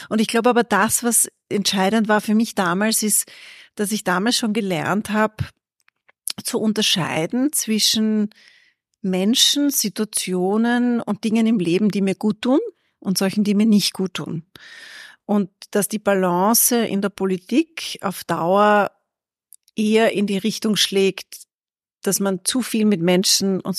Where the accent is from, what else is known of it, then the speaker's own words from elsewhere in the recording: Perchtoldsdorf, Lower Austria, Austria; Aus oder? Perchtoldsdorf.